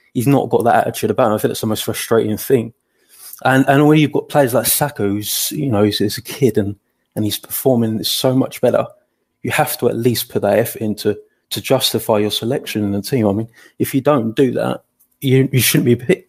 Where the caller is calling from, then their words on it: Colchester, East of England, United Kingdom; I'm joining from Colchester, mate.